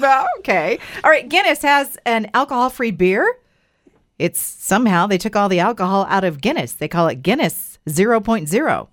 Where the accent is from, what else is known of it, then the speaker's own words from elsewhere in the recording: Idaho, United States; we grew up here in Idaho